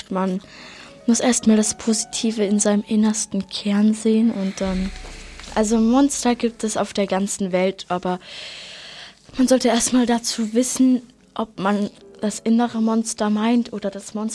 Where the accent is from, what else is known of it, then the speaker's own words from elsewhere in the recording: Pfannenhofen, Austria; Aus Pfannenhofen, das ist in der Nähe von meinem